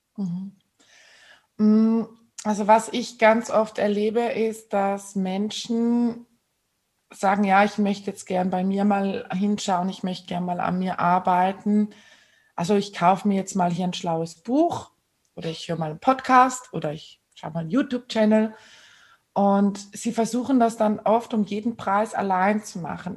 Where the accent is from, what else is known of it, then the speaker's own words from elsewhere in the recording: Switzerland; bei uns in der Schweiz